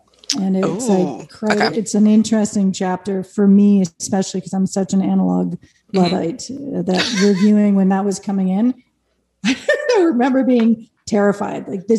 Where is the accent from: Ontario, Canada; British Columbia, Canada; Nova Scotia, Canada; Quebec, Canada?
Quebec, Canada; Montreal; moved away as an adult; also born or lived in Alexandria, Virginia / Los Angeles / New York; now in Hudson Valley, United States; as a Canadian, so I grew up in Montreal. I live in the Hudson Valley now. And I, in my rock world moment, I live between New York and Los Angeles